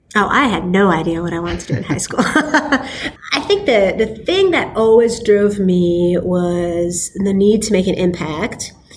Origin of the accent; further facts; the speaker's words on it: Silicon Valley, Bay Area, California, United States; I was born and raised in Silicon Valley